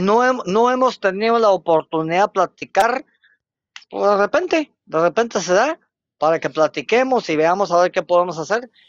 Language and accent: Spanish; Río Hondo, Zacapa, Guatemala; moved away as an adult; also born or lived in Teculután; now in Jutiapa, Guatemala; Aquí dejé el ombligo, aquí estudié, aquí hice todo, sí, pero ahora mi trabajo profesional me hace desempeñarme en otro lugar no puedo negar que soy zacapaneco